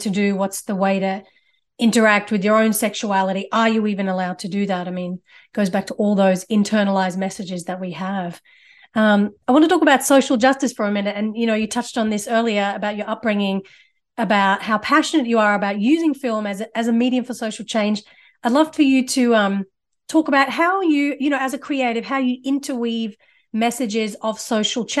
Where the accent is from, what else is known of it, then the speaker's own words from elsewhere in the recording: Australia; I come from an Indian family too. I grew up in Australia